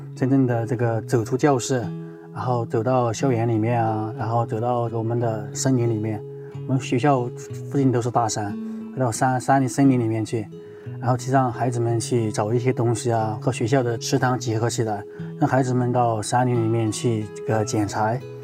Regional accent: China; 我们这个中国人感觉不可思议

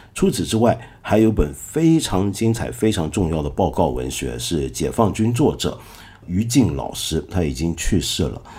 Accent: Taiwan; moved away; 我小时候啊，是住在台湾的，你知道。 我小时候在台湾呢，一直觉得台湾很莫名其妙

